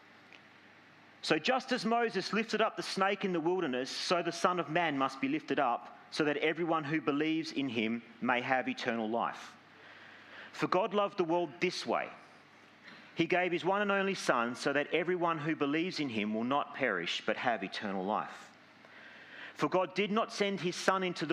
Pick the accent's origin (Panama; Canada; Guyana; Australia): Australia; Langford, Western Australia; now in Gosnells, Australia; I grew up in Langford, don't judge me